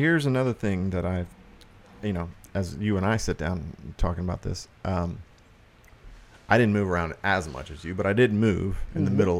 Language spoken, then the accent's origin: English; Rockport, Texas, United States; also born or lived in Port Aransas, Texas; when I moved from Port Aransas to Rockport